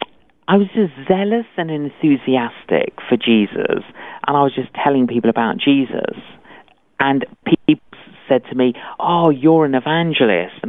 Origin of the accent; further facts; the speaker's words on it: London, United Kingdom; Both my parents were Greek Cypriot, but I grew up in London.